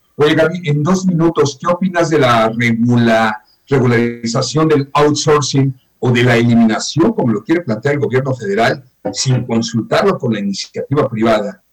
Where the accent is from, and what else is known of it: Yucatán, Mexico